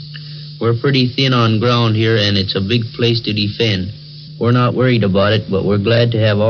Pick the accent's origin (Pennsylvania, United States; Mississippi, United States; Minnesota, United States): Minnesota, United States; International Falls; now in Germany; I am 23 years old. I'm from International Falls, Minnesota. I've been in Germany for just over 2 years